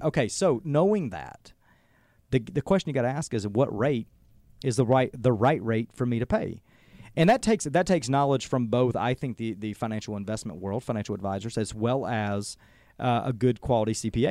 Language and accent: English; Adairsville, Georgia, United States; moved away as an adult; now in Cartersville, United States; Adair's was home, and, you know, as small as that community is